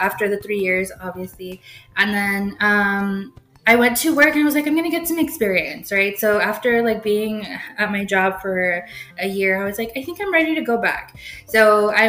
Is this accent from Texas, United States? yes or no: yes; Mission, Texas, United States; also born or lived in McAllen, Texas; I grew up in rural Mission.